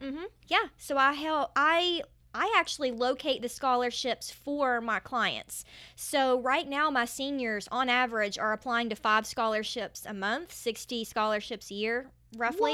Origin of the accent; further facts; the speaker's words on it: Canova, West Virginia, United States; moved away as an adult; also born or lived in New York City / Gainesville; now in Charleston, United States; I am from a very small town in West Virginia. It's called Canova. And in case you couldn't tell with my accent, um, Canova is right on the borders of Ohio and Kentucky, just to give you an idea. And, um, that's where I grew up.